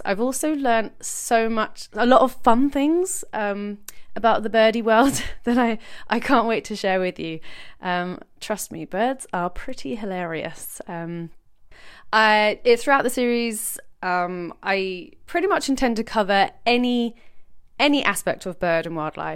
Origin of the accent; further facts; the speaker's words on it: London, United Kingdom; moved away as an adult; now in Brighton, United Kingdom; I grew up in Peckham, southeast London, and now live by the sea in lovely Brighton.